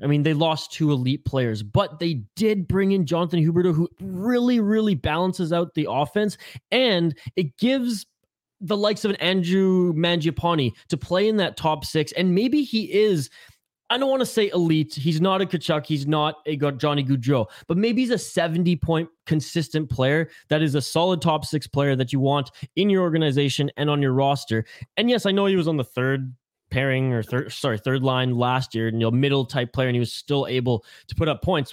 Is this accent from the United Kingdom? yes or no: no; British Columbia, Canada; I'm from British Columbia.